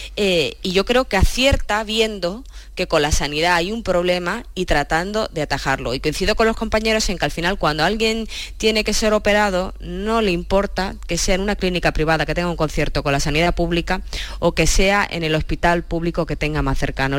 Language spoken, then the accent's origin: Spanish; Cádiz, Andalusia, Spain; now in Madrid, Spain; siendo gaditana